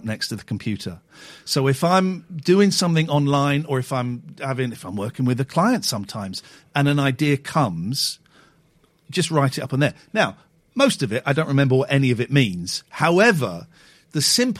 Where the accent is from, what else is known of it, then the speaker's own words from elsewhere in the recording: Slough, South East England, United Kingdom; I grew up in Slough